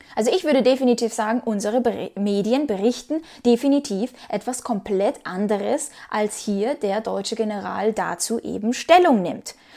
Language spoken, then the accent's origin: German; Ukraine; moved away; ich bin Ukrainerin